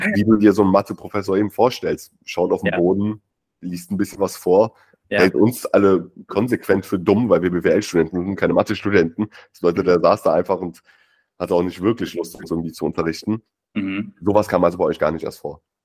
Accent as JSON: {"language": "German", "country": "Germany", "said": "bei uns in Deutschland"}